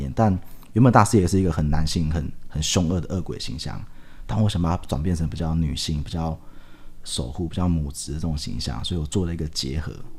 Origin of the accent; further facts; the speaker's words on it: Taiwan; 我觉得我们台湾人很妙，就是这种阴神系统啊，我们就会喜欢去走偏门，就会要拜阴神